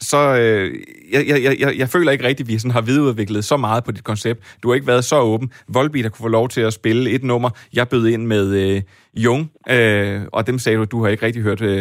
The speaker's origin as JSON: {"language": "Danish", "town": "Copenhagen", "region": "Capital Region of Denmark", "country": "Denmark", "tie": "born or raised there", "said": "Jeg bor selv i Vestjylland, men jeg voksede op i København, og så jeg arbejdet på Fyn."}